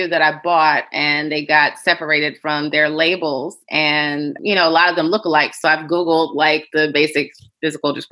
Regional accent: Chicago, Illinois, United States; I am from Hyde Park, Chicago. I grew up going to the Sunflower Seed and Bonasante health food stores

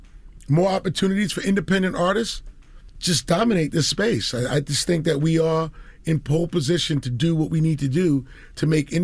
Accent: Queens, New York, United States; because I'm a kid from Queens, 5 colleges in 2 years, didn't graduate

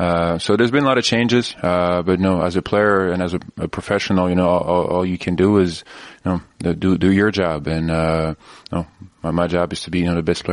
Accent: Belgium; also born or lived in Switzerland; the reason I was born in Switzerland is because my dad played there at that time, and then we moved to Belgium, so I lived there for 11 years.

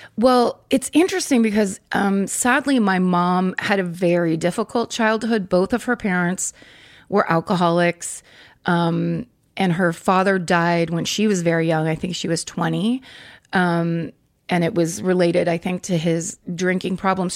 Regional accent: Northern California, United States; also born or lived in San Francisco; I'm from Northern California. I was born in San Francisco

